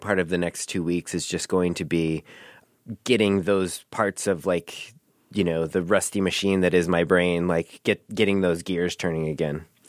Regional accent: Milwaukee, Wisconsin, United States; moved away as an adult; now in Chicago, United States; I grew up in Milwaukee

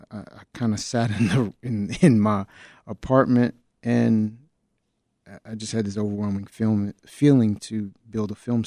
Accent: Chicago, Illinois, United States; I grew up on the South Side of Chicago, born and raised not that far from where we're building the studio.

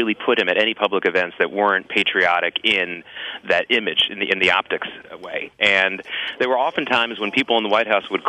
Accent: Norfolk, Virginia, United States; now in New York City, United States; I grew up in Norfolk, Virginia, some part of my childhood, which is a big Navy town

